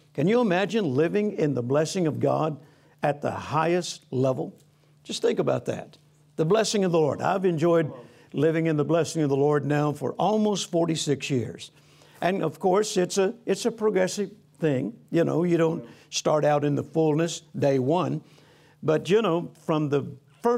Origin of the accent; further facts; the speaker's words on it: Louisiana, United States; also born or lived in Mississippi; I was born on a farm in Mississippi. I grew up in Louisiana. I'm a country boy.